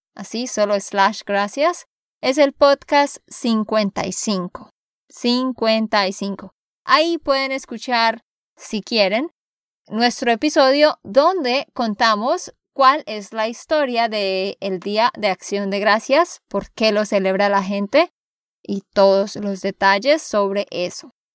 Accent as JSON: {"language": "Spanish", "region": "Santander", "country": "Colombia", "said": "de Santander, Colombia"}